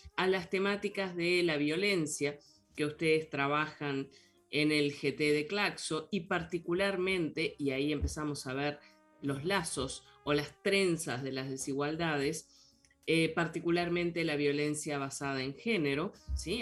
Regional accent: Uruguay; como compatriota que somos

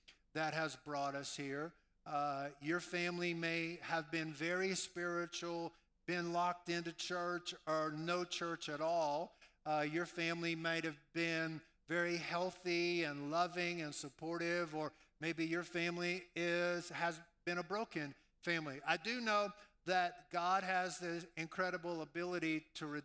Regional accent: New Orleans, Louisiana, United States; moved away; I was raised in New Orleans, Louisiana

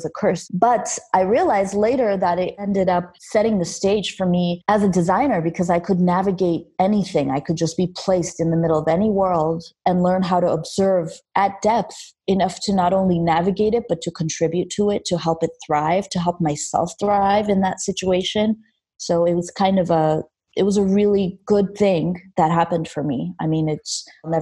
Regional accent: Los Angeles, California, United States; English is a second language; also born or lived in Armenia; I grew up in Los Angeles, Armenia, because I'm from Armenia. I was born there, but I moved to LA when I was a kid

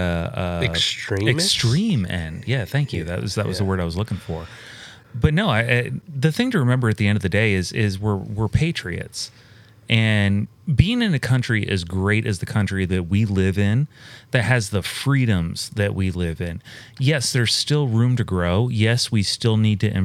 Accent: United States; as an American

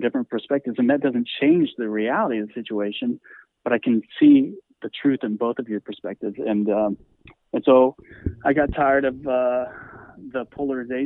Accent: Arlington, Texas, United States; I grew up Christian conservative in Arlington, Texas

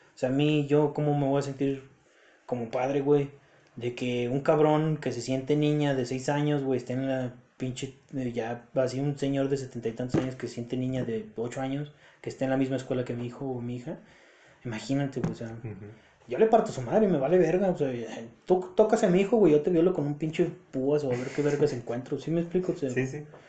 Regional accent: Mexico; nosotros los mexicanos

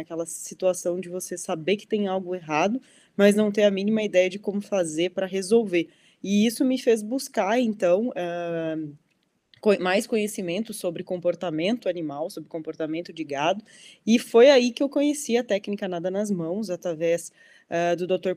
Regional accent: Dom Pedrito, Rio Grande do Sul, Brazil; now in Mato Grosso do Sul, Brazil; Eu sou conterrânea aí, sou de Dom Pedrito, no Rio Grande do Sul

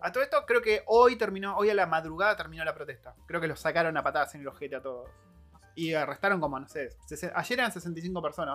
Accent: Argentina; now in New Zealand

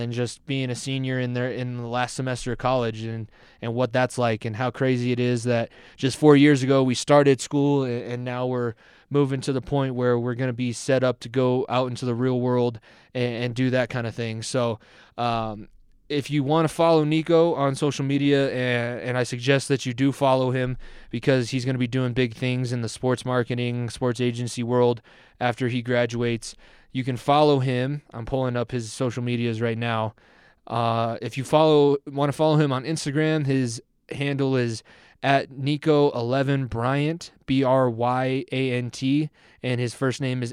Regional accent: Denver, Colorado, United States; We're both from Denver

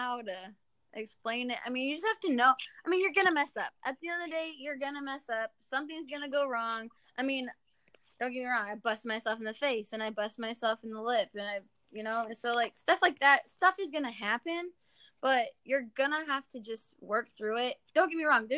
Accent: an hour north of Grand Rapids, Michigan, United States; moved away as an adult; also born or lived in Amarillo, Texas; now in Lubbock, United States; I'm actually originally from Michigan, but I moved down here to go to school in Amarillo

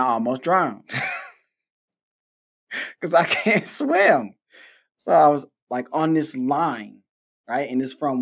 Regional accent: Detroit, Michigan, United States; now in Houston, United States; I am from Detroit

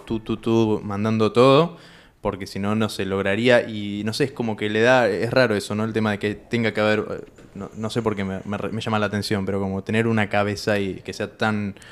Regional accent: Tandil, Buenos Aires Province, Argentina; yo soy de Tandil y hay campo ahí

